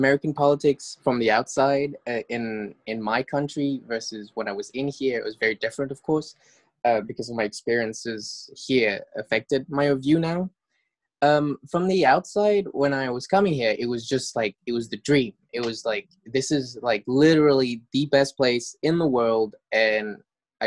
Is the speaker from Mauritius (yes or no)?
yes; Mauritius; moved away as an adult; I'm from Mauritius, which is a tiny island off the east coast of Madagascar.